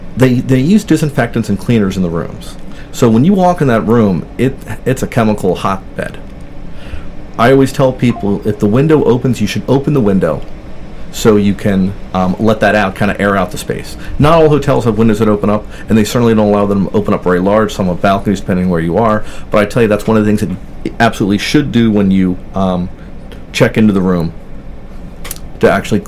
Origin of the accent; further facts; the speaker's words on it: New Jersey, United States; I'm from New Jersey